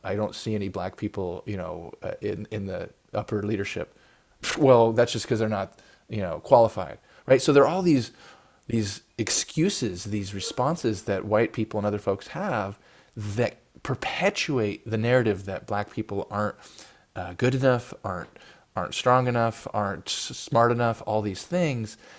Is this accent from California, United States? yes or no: yes; Oakland, California, United States; I live in you know in Oakland, which you know is a big city in the Bay Area. There's a lot of gun violence in my hometown.